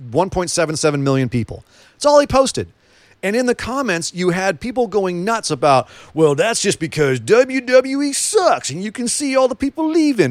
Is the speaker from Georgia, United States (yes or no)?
no; California, United States; A California boy